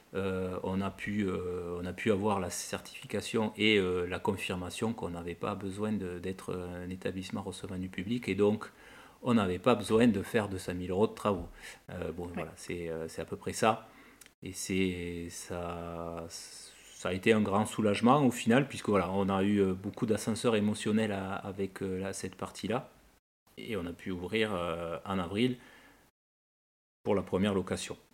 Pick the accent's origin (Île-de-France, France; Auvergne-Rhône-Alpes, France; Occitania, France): Occitania, France; Toulouse; also born or lived in Lot / Cahors; je suis originaire de Toulouse la semaine et du Lot le week-end, puisque mes parents sont tous les deux du Lot.